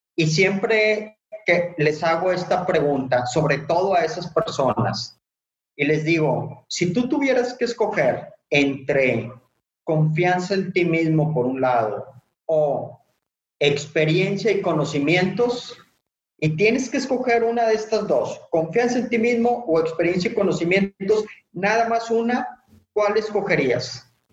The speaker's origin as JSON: {"language": "Spanish", "town": "Monterrey", "region": "Nuevo León", "country": "Mexico", "tie": "born or raised there", "said": "yo soy originario de Monterrey"}